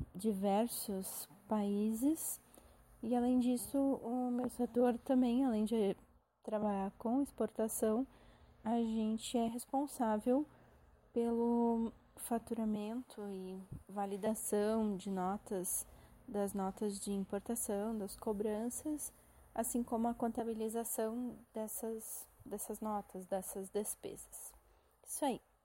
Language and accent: Portuguese; Santa Rosa, Rio Grande do Sul, Brazil; sou de Santa Rosa, no Rio Grande do Sul